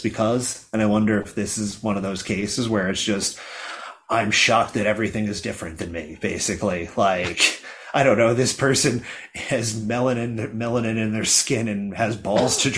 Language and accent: English; Philadelphia, Pennsylvania, United States; I grew up in the Philly area